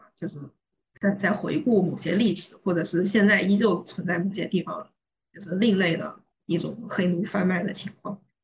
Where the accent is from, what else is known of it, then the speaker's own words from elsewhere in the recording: China; 我作为一个中国人